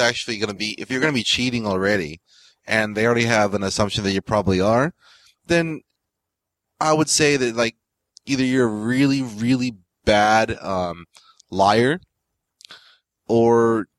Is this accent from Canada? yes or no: no; Hong Kong; moved away; we're from Hong Kong